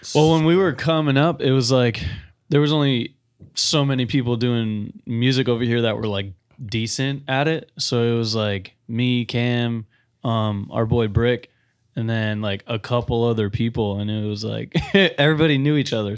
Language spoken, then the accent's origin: English; Tampa, Florida, United States; also born or lived in Providence, Rhode Island; I was born in Providence, Rhode Island, um, but I moved here when I was four. So technically a Floridian